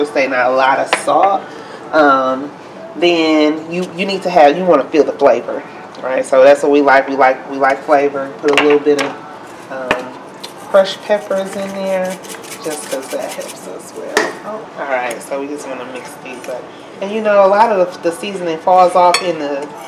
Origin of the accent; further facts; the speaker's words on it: Mississippi, United States; now in Milwaukee, United States; I'm from Mississippi